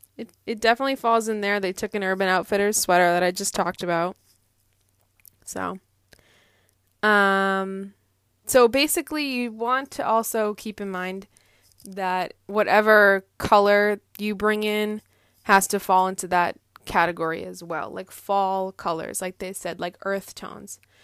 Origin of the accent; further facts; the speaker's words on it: Andover, Massachusetts, United States; I grew up in Andover, Massachusetts